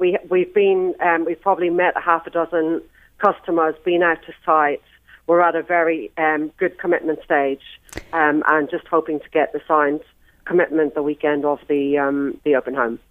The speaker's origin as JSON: {"language": "English", "country": "Ireland", "also_born_or_lived": "New Zealand", "moved": "yes", "said": "I'm Irish"}